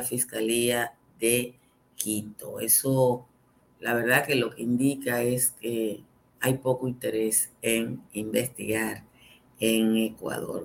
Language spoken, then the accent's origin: Spanish; Dominican Republic